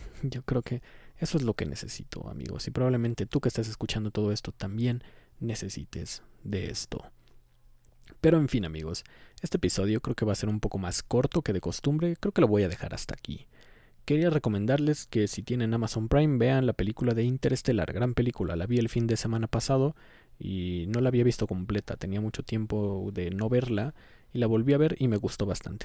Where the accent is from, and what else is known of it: Mexico